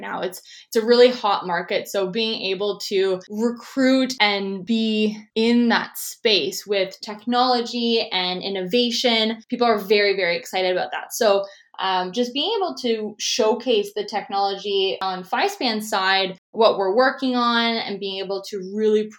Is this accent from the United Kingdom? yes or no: no; Toronto, Ontario, Canada; moved away as an adult; now in Vancouver, Canada; I'm actually originally from Toronto, Ontario, and I moved out to Vancouver, BC, where I'm currently located, to attend the Simon Fraser University.